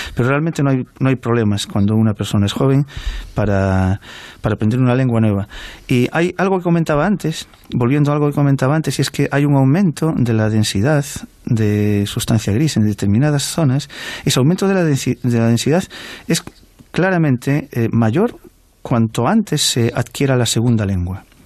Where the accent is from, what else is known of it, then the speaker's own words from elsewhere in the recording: Galicia, Spain; la inmensa mayoría de las personas en Galicia podemos eh, leer, hablar y, y expresarnos en, en, tanto en castellano como en gallego